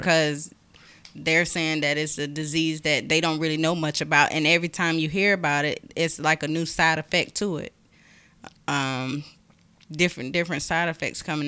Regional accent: Augusta, Georgia, United States; also born or lived in South Carolina; I'm from Augusta, born in South Carolina. Um, lived here all my life, basically

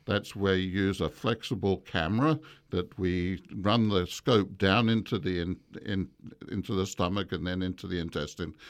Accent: England, United Kingdom; moved away; also born or lived in Malaysia; I grew up in England, but I was born in Malaysia

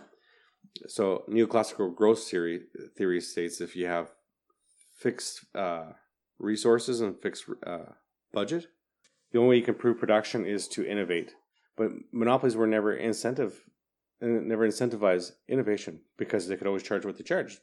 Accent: Manitoba, Canada; I'm, I'm I'm from Manitoba

